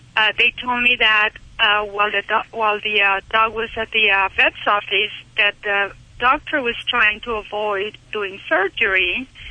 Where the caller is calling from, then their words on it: Utah, United States; I'm calling from Utah